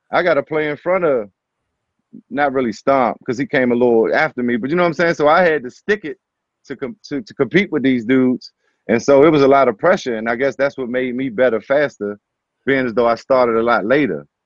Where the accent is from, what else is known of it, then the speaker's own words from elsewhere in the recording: Riverdale, Maryland, United States; also born or lived in Hyattsville; Like I'm from Riverdale and Hyattsville.